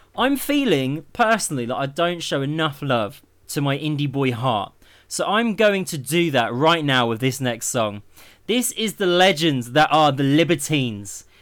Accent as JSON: {"language": "English", "town": "Milton Keynes", "region": "South East England", "country": "United Kingdom", "tie": "born or raised there", "said": "Milton Keynes, my hometown"}